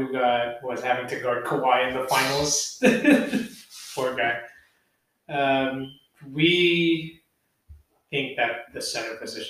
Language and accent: English; Philippines; As Filipino people, we can't.